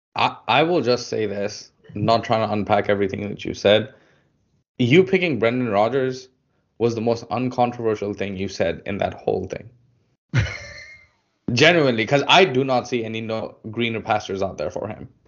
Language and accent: English; India; I'm from India